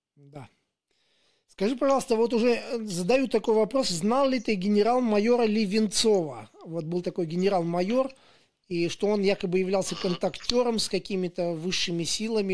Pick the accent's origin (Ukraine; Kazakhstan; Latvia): Latvia; Daugavpils, Latgale; я вот сам из Даугупилса